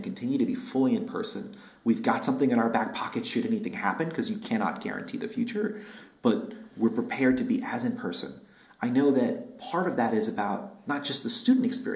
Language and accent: English; New York, United States; now in Berkeley, United States; I'm born and raised in New York